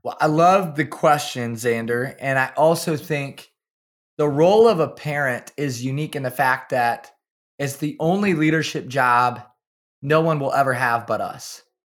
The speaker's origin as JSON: {"language": "English", "town": "Kalona", "region": "Iowa", "country": "United States", "tie": "born or raised there", "said": "I'm from small town Iowa. I grew up in Kelowna, Iowa"}